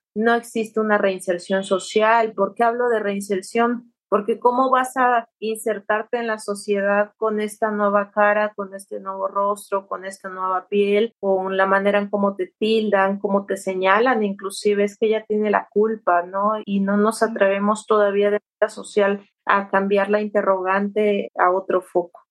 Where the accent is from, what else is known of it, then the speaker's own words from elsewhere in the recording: Santo Domingo Tonalá, Oaxaca, Mexico; yo soy del estado de Oaxaca, justamente de un pueblo muy, chiquito que se llama Santo Domingo Tonalá